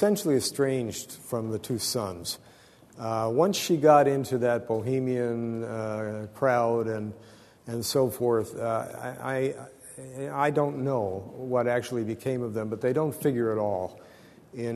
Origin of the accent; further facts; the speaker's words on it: Arizona, United States; I'm from Arizona